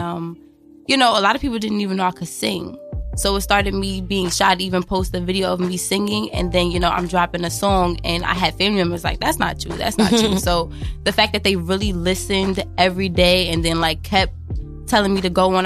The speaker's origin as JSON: {"language": "English", "town": "New York City", "region": "New York", "country": "United States", "tie": "born or raised there", "said": "I was originally from Brownsville, Ocean Hill, Brownsville"}